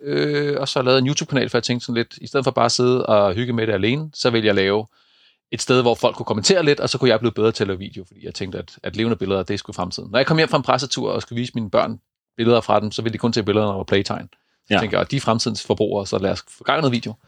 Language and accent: Danish; East Jutland, Central Denmark Region, Denmark; hvor jeg kommer fra over på, på Østjylland øh, i Køge